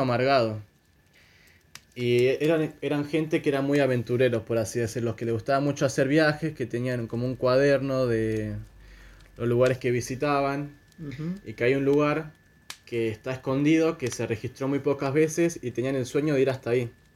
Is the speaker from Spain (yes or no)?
no; Argentina; soy argentino.